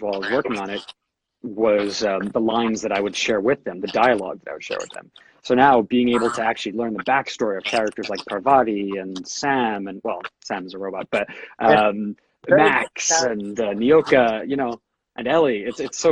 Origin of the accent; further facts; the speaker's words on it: Canada; I was one of the ones growing up in Canada